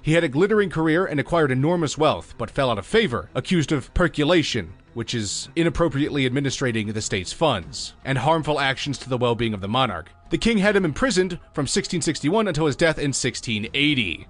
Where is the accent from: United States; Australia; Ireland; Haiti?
United States; Chicago, Illinois; my hometown of Chicago